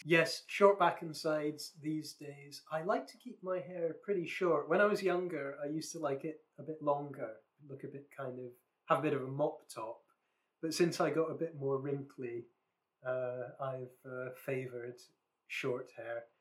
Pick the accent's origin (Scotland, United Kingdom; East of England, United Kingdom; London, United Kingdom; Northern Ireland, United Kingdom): Scotland, United Kingdom; West Lothian; the county I grew up in in Scotland is West Lothian